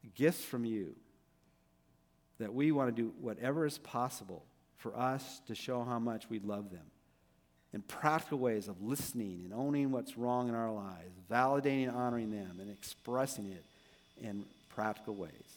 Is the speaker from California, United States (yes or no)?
yes; Downey, California, United States; he was my youth pastor when I was growing up in Downey